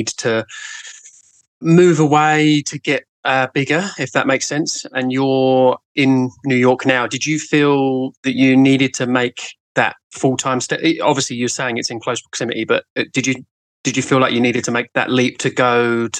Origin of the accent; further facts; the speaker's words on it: Brighton, South East England, United Kingdom; I'm from Brighton in the UK.